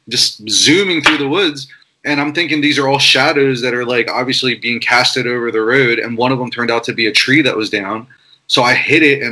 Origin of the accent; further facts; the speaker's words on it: Philadelphia, Pennsylvania, United States; I grew up in Philadelphia